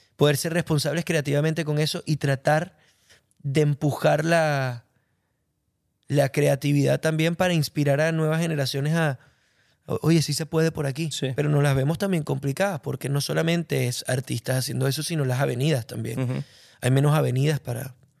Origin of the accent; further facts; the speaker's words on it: Venezuela; me siento un cantautor venezolano